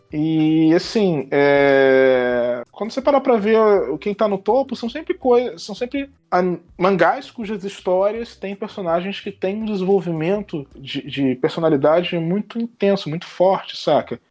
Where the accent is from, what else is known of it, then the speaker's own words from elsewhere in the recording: Brazil; nós brasileiros